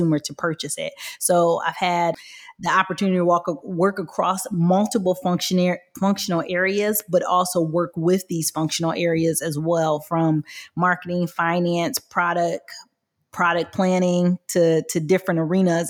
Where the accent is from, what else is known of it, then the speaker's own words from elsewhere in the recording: Michigan, United States; I am from Michigan, I was always around the automotive industry